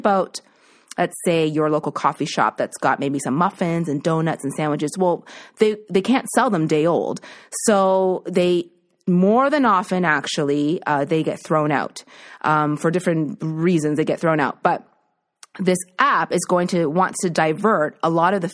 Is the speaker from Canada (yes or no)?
yes; East Coast, Canada; moved away; my family isn't here because I'm from the East Coast